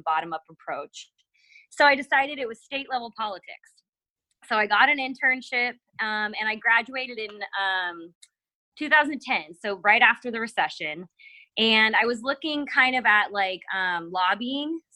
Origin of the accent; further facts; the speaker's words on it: Missouri, United States; growing up in Missouri